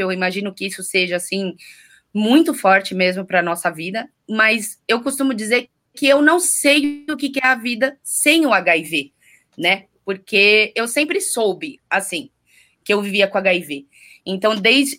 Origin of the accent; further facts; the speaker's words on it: Rio de Janeiro, Brazil; Eu sou carioca, nasci no Rio de Janeiro, em Botafogo, em 1989